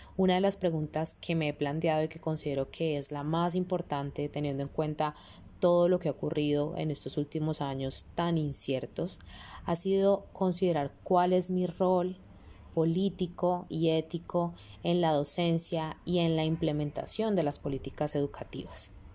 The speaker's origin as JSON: {"language": "Spanish", "country": "Colombia", "said": "mi rol como ciudadana colombiana"}